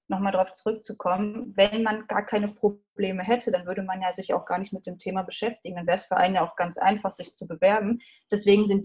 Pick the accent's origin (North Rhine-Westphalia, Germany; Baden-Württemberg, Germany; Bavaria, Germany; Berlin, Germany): North Rhine-Westphalia, Germany; Iserlohn